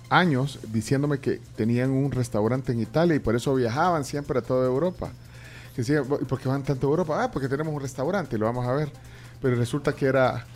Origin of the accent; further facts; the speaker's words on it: El Salvador; queremos los salvadoreños